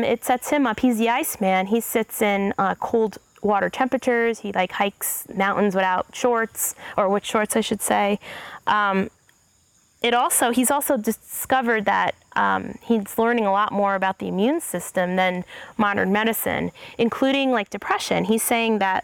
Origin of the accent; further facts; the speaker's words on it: New York, United States; As a New Yorker